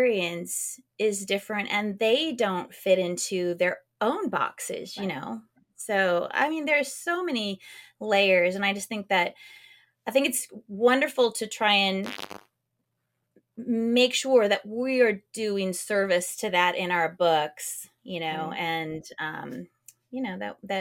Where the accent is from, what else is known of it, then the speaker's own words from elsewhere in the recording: West Coast, United States; now in North Carolina, United States; I grew up on the West Coast